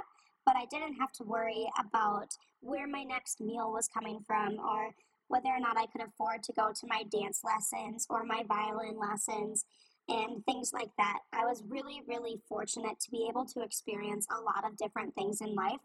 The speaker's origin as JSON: {"language": "English", "country": "United States", "moved": "as an adult", "lives_now": "Beijing, China", "said": "I am an American myself"}